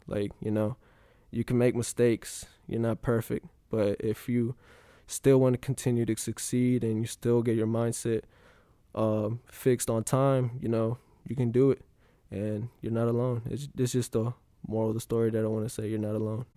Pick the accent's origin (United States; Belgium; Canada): United States; Graham, North Carolina; I'm from Graham, North Carolina